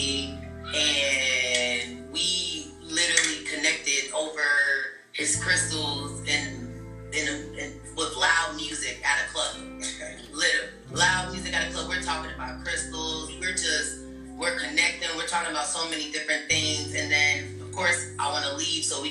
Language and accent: English; Florida, United States; I'm from Florida